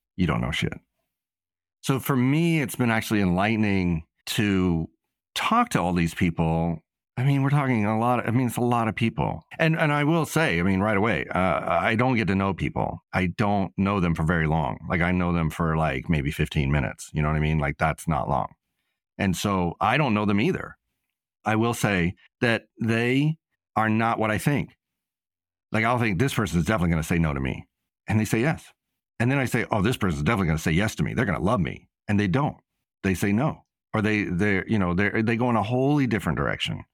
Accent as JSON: {"language": "English", "town": "Nashville", "region": "Tennessee", "country": "United States", "tie": "born or raised there", "also_born_or_lived": "New York City", "moved": "as an adult", "said": "I grew up in Nashville and I had a certain amount of teenage angst while I lived there"}